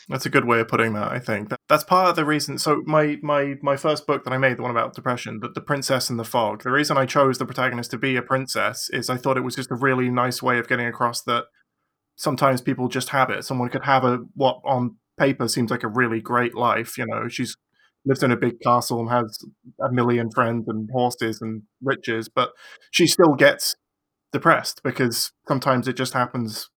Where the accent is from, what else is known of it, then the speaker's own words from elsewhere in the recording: England, United Kingdom; I am from England